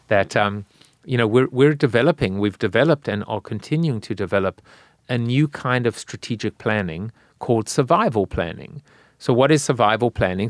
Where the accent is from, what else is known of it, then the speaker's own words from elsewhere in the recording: South Africa; now in United States; I'm South African